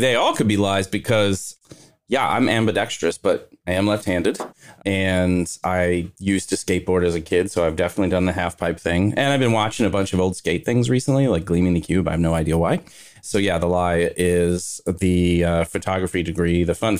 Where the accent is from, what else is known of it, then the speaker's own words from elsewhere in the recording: Kentucky, United States; Northern Kentucky.